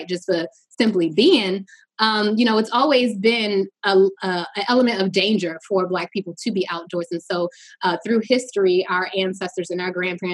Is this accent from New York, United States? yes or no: no; Newark, New Jersey, United States; moved away as an adult; now in Baltimore, United States; I'm originally from Newark, New Jersey. I moved to Baltimore. My father say I got on the first thing smoking after I graduated high school.